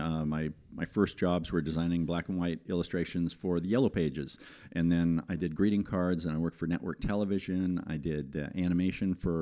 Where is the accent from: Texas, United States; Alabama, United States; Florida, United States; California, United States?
California, United States; Southern; now in New Bern, United States; I'm from Southern California